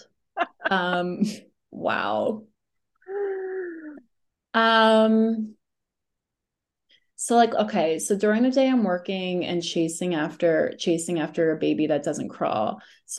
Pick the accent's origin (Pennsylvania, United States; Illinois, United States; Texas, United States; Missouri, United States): Pennsylvania, United States; Philadelphia; moved away; I grew up in Philly